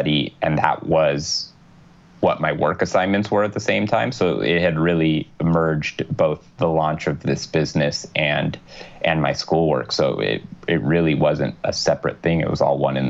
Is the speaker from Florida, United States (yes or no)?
no; Southern California, United States; growing up in Southern California, Spanish really wasn't a problem